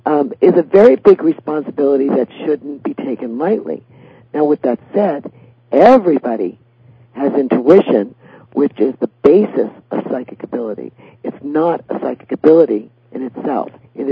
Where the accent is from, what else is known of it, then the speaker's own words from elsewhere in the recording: Staten Island, New York, United States; So, well, I grew up by the Staten Island Ferry Terminal.